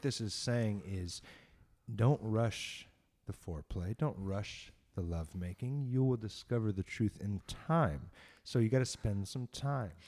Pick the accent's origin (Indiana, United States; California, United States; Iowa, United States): California, United States; San Diego; just being a punk rock kid growing up in San Diego